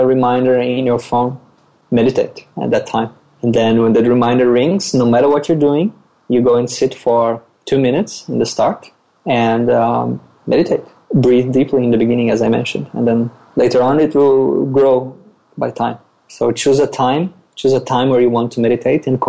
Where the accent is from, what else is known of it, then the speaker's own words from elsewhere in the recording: Brazil; moved away as an adult; now in Australia; I was born and raised in Brazil. I moved to Australia as an immigrant about 5 years ago